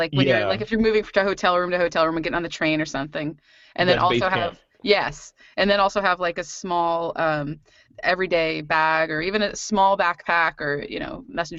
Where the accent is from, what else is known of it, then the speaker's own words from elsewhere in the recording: Midwest, United States; I grew up in the Midwest too, but I've definitely outgrown that, the Midwest eating a lot